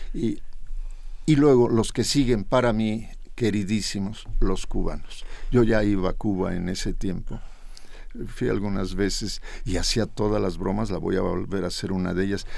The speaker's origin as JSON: {"language": "Spanish", "region": "Mexico City", "country": "Mexico", "tie": "born or raised there", "also_born_or_lived": "Jalisco", "said": "un día llegamos a la Ciudad de México, yo era un jovencito de cinco años"}